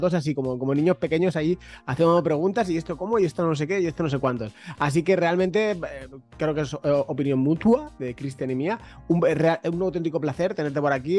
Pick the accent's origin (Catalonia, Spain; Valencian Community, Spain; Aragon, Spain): Valencian Community, Spain; Mercadona, que es de mi tierra, que es, que es valenciana